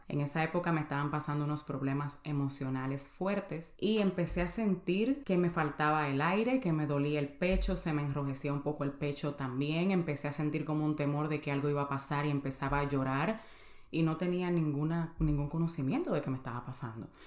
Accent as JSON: {"language": "Spanish", "country": "Dominican Republic", "moved": "as an adult", "lives_now": "United States", "said": "soy dominicana y tengo viviendo en Estados Unidos 12 años. Llegué aquí a la edad de 18 años"}